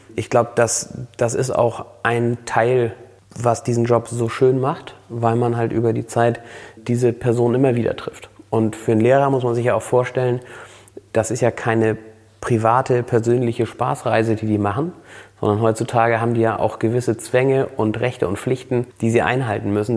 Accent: Flensburg, Schleswig-Holstein, Germany; also born or lived in Husum / Kappeln; Flensburg ist meine Geburtsstadt, eine ganz besondere äh, Stadt und auch absolut, also das ist Heimat hier, Flensburg

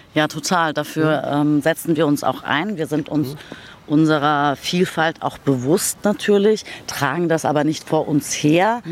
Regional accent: Berlin, Germany; Ich bin in Berlin-Kreuzberg geboren, 1975, im Wrangelkiez Schlesisches Tor.

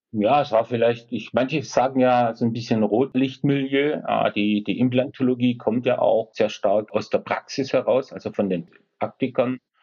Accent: Esslingen, Baden-Württemberg, Germany; Ich komme aus Esslingen, das ist in der Nähe von Stuttgart.

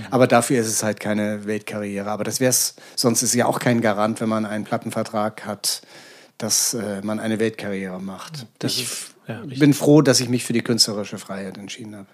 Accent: Hamburg, Germany; moved away as an adult; now in Berlin, Germany; es war für mich als Hamburger nicht so vorgesehen und geplant, dass ich jemals die Stadt in meinem Leben verlassen würde

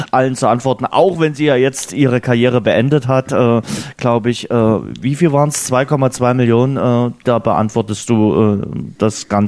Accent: Lower Lusatia, Brandenburg, Germany; Niederlausitz, meine Heimat.

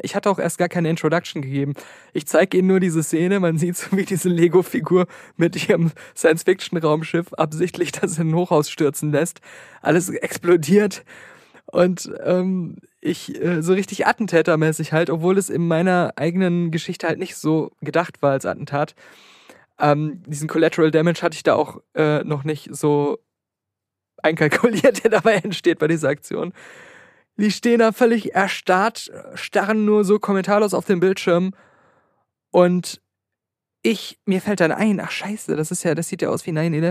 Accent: Germany; ich komme aus Deutschland.

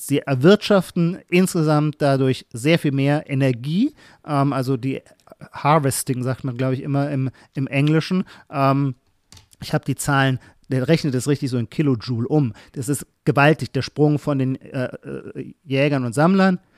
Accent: Heidelberg, Baden-Württemberg, Germany; Kurpfälzer, dann schließlich komme ich aus Heidelberg

